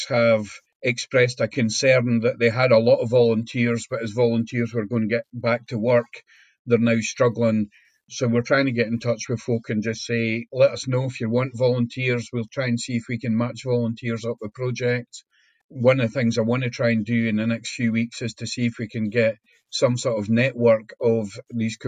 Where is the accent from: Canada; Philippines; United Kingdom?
United Kingdom; Scotland; we as a Scottish nation